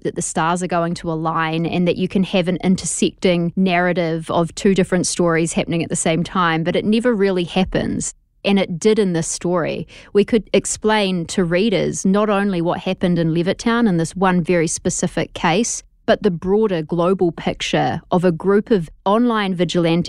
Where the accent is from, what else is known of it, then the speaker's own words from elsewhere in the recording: New Zealand; moved away; New Zealand, which happens to be where I'm from